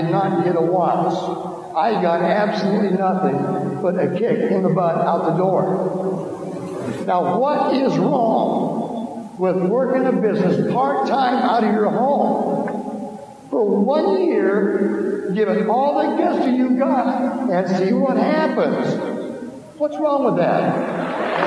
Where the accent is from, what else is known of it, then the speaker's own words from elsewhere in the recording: Iowa, United States; I'm originally from Iowa